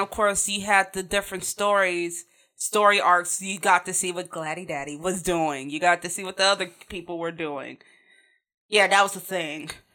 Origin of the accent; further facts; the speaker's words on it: Chicago, Illinois, United States; I grew up in Chicago